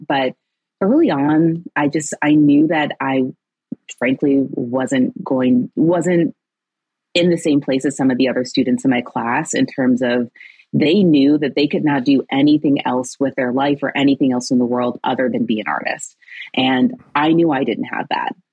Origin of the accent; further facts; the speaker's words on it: Chicago, Illinois, United States; moved away; also born or lived in New York City; I'm originally from Chicago